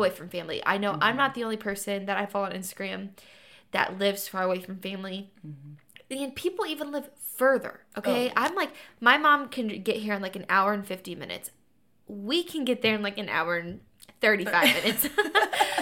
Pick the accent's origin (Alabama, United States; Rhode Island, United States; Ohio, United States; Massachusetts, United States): Ohio, United States; Dayton; moved away; I grew up in Dayton, Ohio.